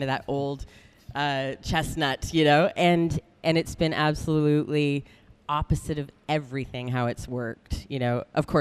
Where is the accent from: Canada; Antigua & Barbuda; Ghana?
Canada; moved away as an adult; now in New Zealand; I'm originally from Canada